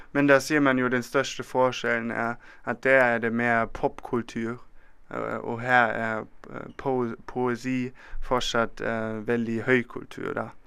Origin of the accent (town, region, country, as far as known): Germany; Norwegian is a second language; now in Bergen, Norway